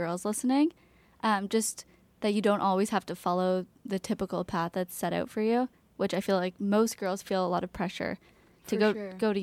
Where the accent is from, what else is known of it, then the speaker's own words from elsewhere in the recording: Toronto, Ontario, Canada; we grew up there also